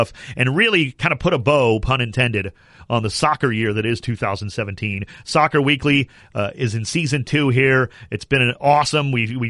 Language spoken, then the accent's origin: English; United States; I'm mad at you that I was born in America